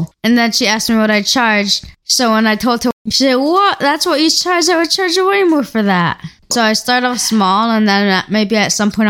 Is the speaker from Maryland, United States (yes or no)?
yes; Baltimore, Maryland, United States; I'm 14 from Baltimore